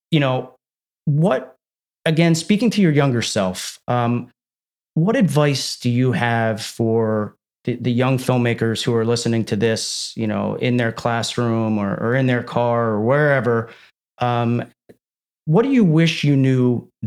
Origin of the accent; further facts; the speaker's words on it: Medford, New Jersey, United States; I grew up in suburban New Jersey as well in a place called Medford.